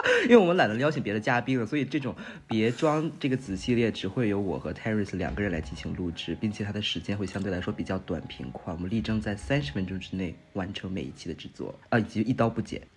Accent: northern China, China; moved away as an adult; now in Shanghai, China; 我作为北方人啊，我在上海待了大概半年左右

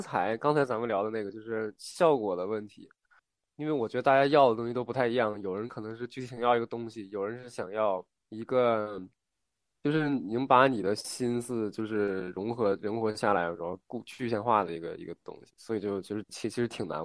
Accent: northern China, China; 我是一个北方人嘛

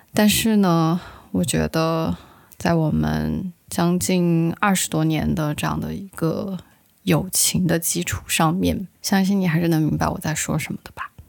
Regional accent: Sichuan, China; 也就是我们四川人常说的

